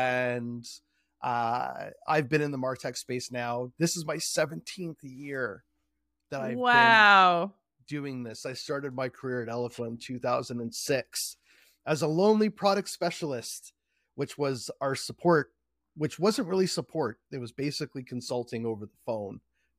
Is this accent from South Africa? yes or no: no; Markham, Ontario, Canada; I'm a Canadian, born and raised in Markham, Ontario, Canada.